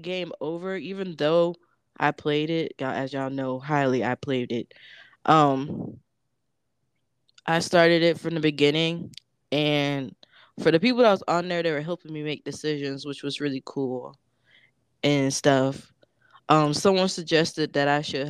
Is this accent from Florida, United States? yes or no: yes; Florida, United States; moved away as an adult; also born or lived in DC area; I'm from Florida.